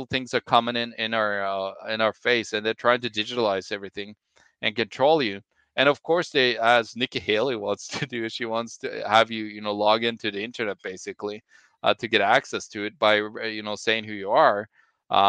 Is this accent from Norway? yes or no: yes; Norway; I'm from Norway